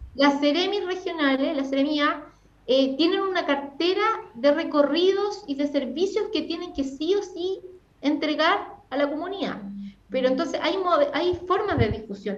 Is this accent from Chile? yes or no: yes; Freire, Araucanía, Chile; moved away; Yo soy ¿Ah? de Freire, soy de Freire, de una comunidad rural que ¿Ah? se llama Lolén, verdad. De allá, ah, de allá soy